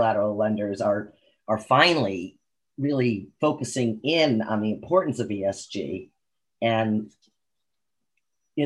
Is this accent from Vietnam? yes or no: no; United States; I, as an American